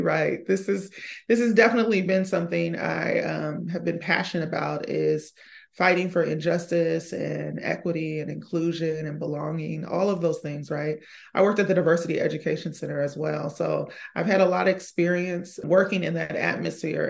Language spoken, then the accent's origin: English; Seattle, Washington, United States; it's a melting pot actually in the Rainier Valley area, which is where I'm from. I'm from the Rainier Beach area